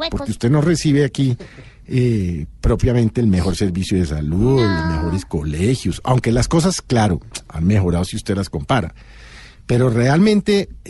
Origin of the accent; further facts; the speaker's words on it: Colombia; a uno como colombiano